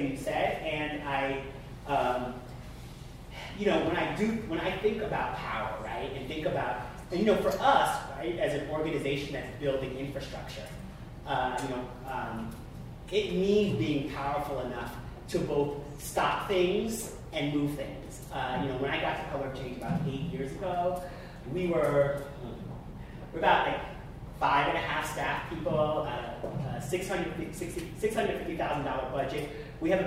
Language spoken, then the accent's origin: English; Long Island, New York, United States; I grew up on Long Island